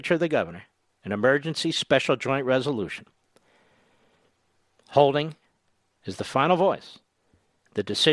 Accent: Pennsylvania, United States; When I was growing up in Pennsylvania, and I was involved in Republican and conservative efforts there

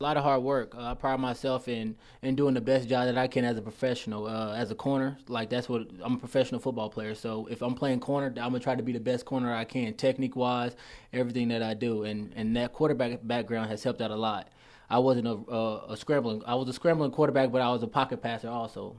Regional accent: Indianapolis, Indiana, United States; I'm from Indianapolis, Indiana.

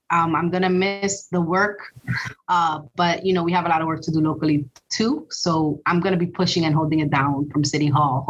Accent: Dominican Republic; now in New York, United States; I am an immigrant from the Dominican Republic.

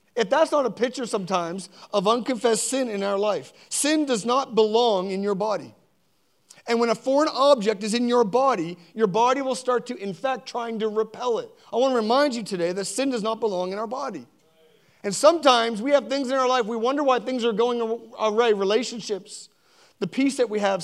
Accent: Sackville, Nova Scotia, Canada; also born or lived in Spryfield; Sackville, where I grew up. I was born in Spryfield and grew up in Sackville

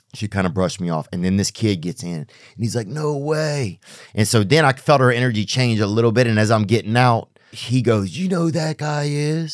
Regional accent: the South, United States; I'm not even really a Southern guy, but I'm from the South

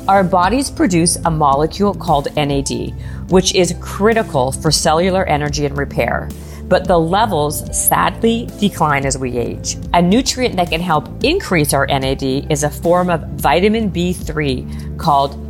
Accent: Winnipeg, Manitoba, Canada; I'm from Winnipeg

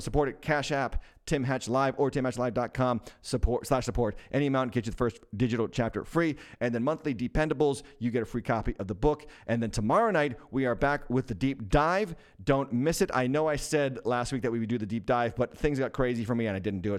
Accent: Massachusetts, United States; my home state, the capital city of my home state, Boston, Massachusetts

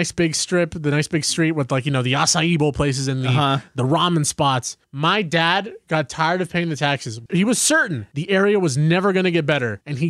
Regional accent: California, United States; growing up in California

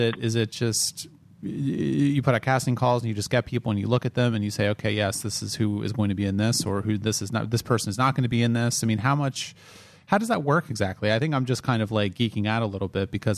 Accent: outside of Philadelphia, Pennsylvania, United States; moved away as an adult; also born or lived in New York; I grew up outside of Philadelphia

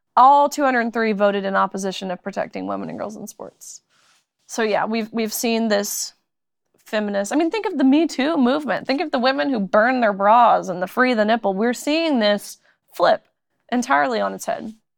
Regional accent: Tennessee, United States; moved away; also born or lived in Kentucky; I'm from Tennessee, but went to University of Kentucky.

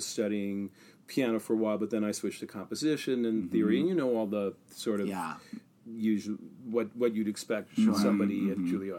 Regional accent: Long Island, New York, United States; I grew up on Long Island. I'm a Long Island Jewish boy.

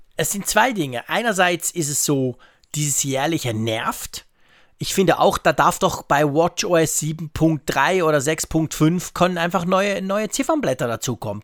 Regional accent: Switzerland; als Schweizer

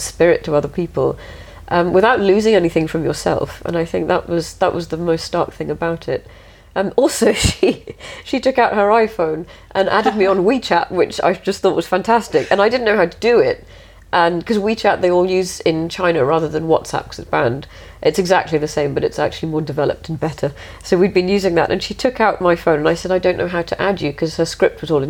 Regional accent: England, United Kingdom; I don't actually live in India, I'm English

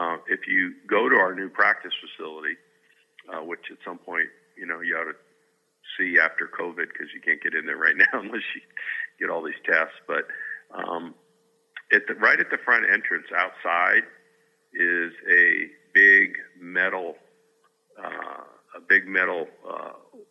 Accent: Tucson, Arizona, United States; I grew up in Tucson

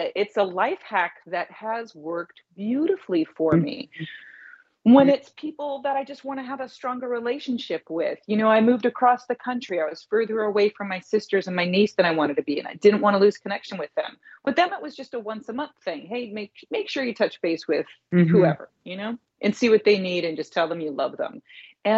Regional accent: Indianapolis, Indiana, United States; now in Los Angeles, United States; my friends and my teachers back in Indianapolis, my hometown.

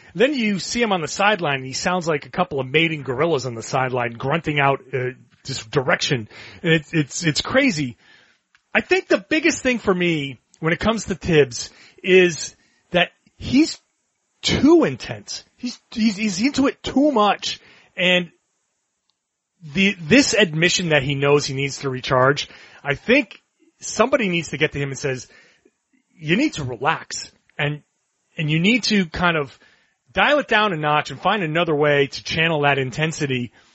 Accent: Rhode Island, United States; moved away as an adult; also born or lived in Boston, Massachusetts; I grew up in Rhode Island

